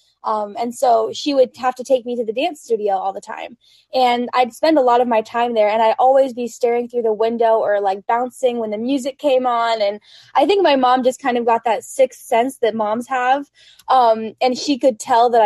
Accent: Colorado, United States; moved away; I'm from Colorado originally

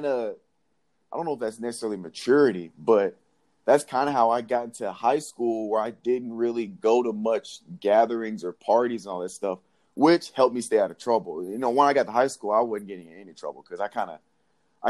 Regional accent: Nashville, Tennessee, United States; also born or lived in Jackson, Tennessee; So I was born in Jackson, Tennessee, which is like right in between Memphis and Nashville. And so I believe in or second grade, sometime along there, we moved to Nashville.

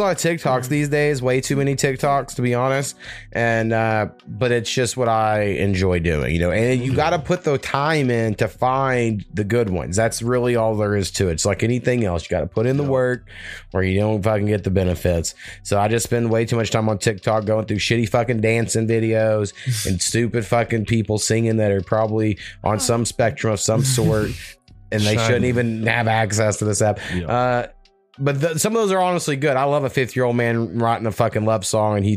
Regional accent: United States; I'm American.

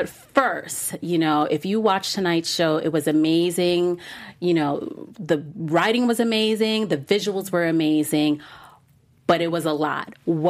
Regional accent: Miami, Florida, United States; born there; also born or lived in Brooklyn / Virginia; I was born in Miami, but I lived there as an adult. I didn't grow up there, but I lived in other cities. I lived in Brooklyn. I lived in Virginia.

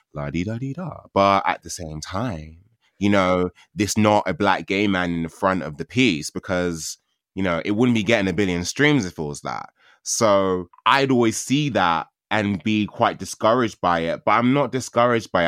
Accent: London, United Kingdom; I grew up in Catford. I grew up in, like, South London

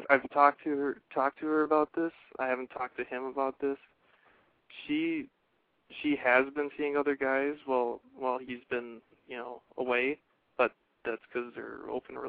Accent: Fargo, North Dakota, United States; I'm from Fargo, North Dakota

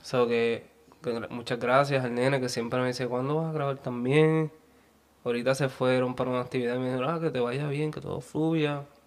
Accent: Ponce, Puerto Rico; Yo soy de Ponce.

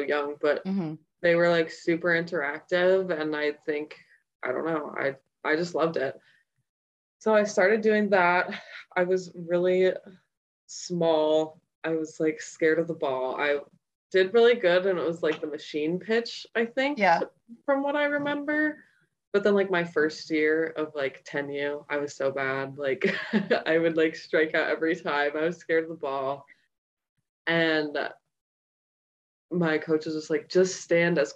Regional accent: Bloomington, Minnesota, United States; I grew up in Minnesota for all my life. I grew up in Bloomington.

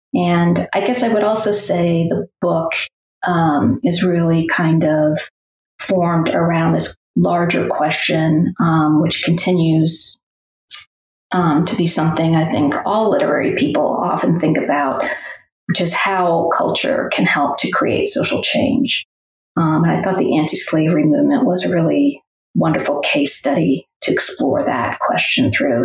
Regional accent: New England, United States; moved away as an adult; also born or lived in Middle Tennessee; now in Tennessee, United States; I grew up in New England, but have spent most of my life, um, or my adulthood at least, in the South

